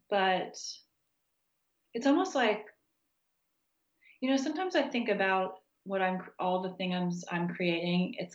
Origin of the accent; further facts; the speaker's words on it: Texas, United States; also born or lived in Kansas; now in Virginia, United States; I grew up in Texas and Kansas, and I finished undergrad in New Mexico, and so it's really different from where I live now in Virginia.